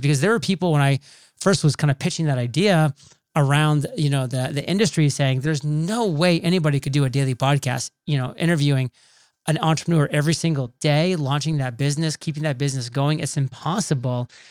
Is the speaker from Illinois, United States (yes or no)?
no; Maine, United States; moved away as an adult; also born or lived in Rhode Island; I'm a boy from Maine, very small town, so I grew up kind of in that nice little homegrown environment